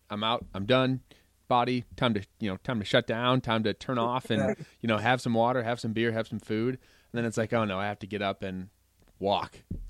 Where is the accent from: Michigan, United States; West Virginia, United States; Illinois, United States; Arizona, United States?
Illinois, United States; Chicago; now in Central Iowa, United States; my wife's from Nebraska and I'm from Chicagoland area